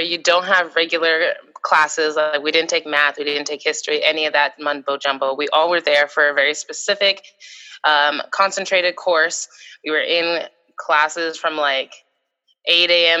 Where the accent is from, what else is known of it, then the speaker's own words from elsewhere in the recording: Seattle, Washington, United States; myself, I'm from Seattle, Washington.